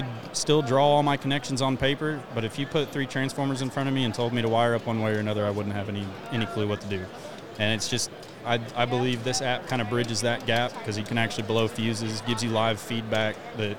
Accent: Dallas, Texas, United States; I'm from Dallas, born and raised. Been there my whole life. Contracted in West Texas for a little bit. Now I work for utility in Dallas.

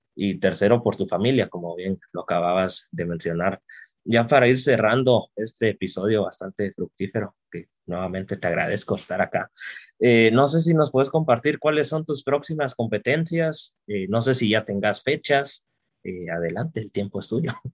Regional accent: Guatemala

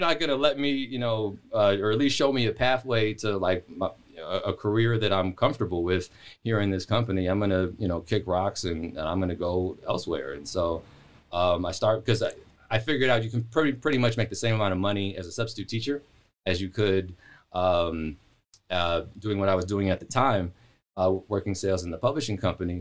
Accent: Palmdale, California, United States; also born or lived in Los Angeles / Portland, Oregon; I moved there in ninety-three.

